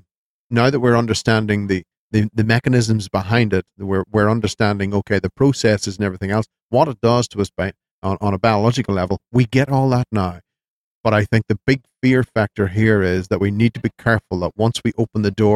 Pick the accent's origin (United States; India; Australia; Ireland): Ireland; I'm Irish